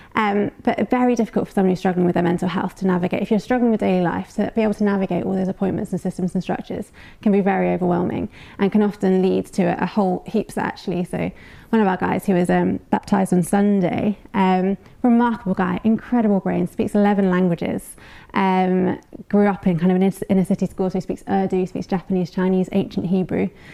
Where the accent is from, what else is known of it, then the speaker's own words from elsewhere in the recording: United Kingdom; We're British.